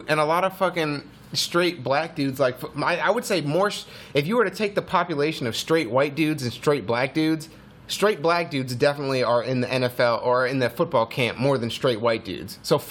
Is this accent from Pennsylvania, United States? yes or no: yes; Philadelphia, Pennsylvania, United States; We're all Americans from Philadelphia.